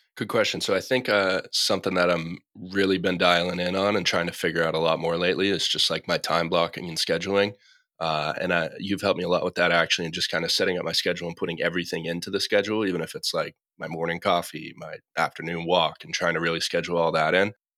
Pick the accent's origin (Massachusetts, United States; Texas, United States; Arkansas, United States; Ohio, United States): Massachusetts, United States; now in Los Angeles, United States; I'm from Massachusetts, now living out in Los Angeles.